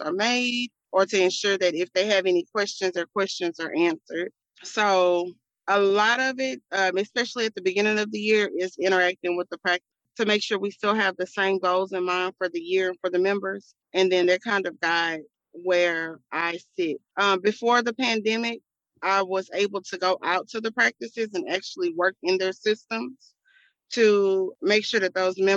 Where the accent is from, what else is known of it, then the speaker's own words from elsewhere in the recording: Houston, Texas, United States; I am from Houston, Texas. I come straight out of A-Leaf